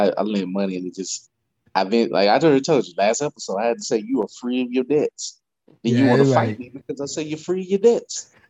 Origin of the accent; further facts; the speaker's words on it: Louisiana, United States; I grew up in Louisiana.